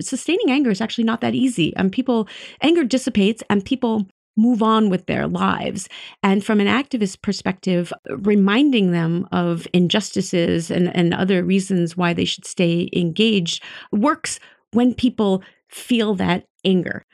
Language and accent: English; United States; I, as an American